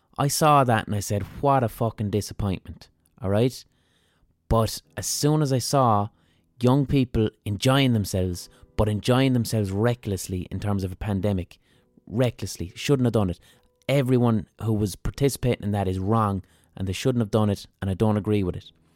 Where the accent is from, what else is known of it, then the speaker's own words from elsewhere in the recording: Limerick, Munster, Ireland; I'm from Limerick